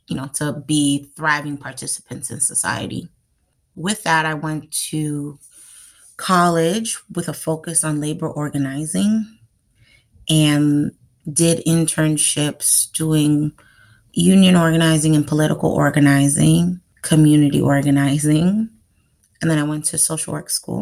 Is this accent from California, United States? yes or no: no; New York City, New York, United States; I am from New York City, Manhattan. My parents are Haitian, so come from the Caribbean island of Haiti. I'm a first generation American, and I grew up in the 90s in New York City